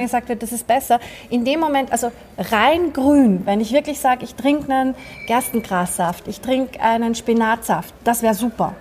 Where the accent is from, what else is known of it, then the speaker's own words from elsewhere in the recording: Vienna, Austria; Also ich bin ja Österreicherin, ich bin Wienerin.